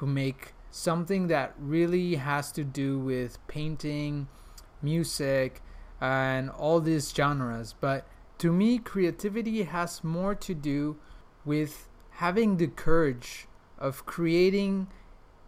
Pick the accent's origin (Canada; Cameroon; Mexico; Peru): Mexico; English is a second language; moved away as an adult; also born or lived in Prague; now in Switzerland; I was born and raised in Mexico